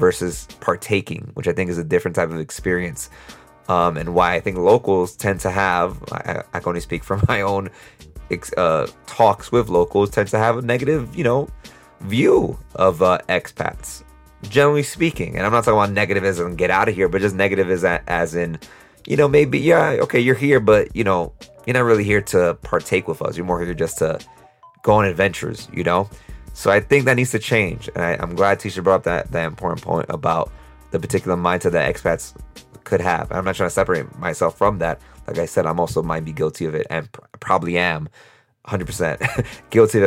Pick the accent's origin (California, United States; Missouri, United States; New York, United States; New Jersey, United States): New York, United States; New York City; moved away; us New Yorkers, us Brooklynites